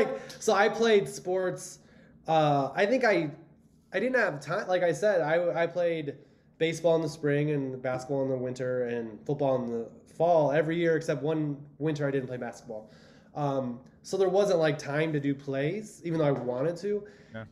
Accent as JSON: {"language": "English", "town": "Cleveland", "region": "Ohio", "country": "United States", "tie": "born there", "said": "I was born in Cleveland."}